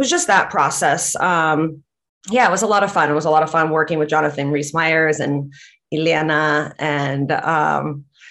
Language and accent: English; Latvia; English is a second language; moved away; I grew up in Latvia